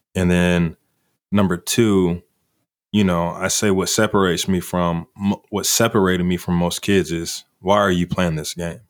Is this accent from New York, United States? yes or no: no; Kingfisher, Oklahoma, United States; I'm from Kingfisher.